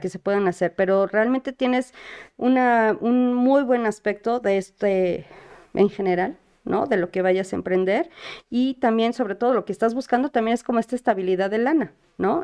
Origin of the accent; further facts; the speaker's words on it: Mexico; todos como mexicanos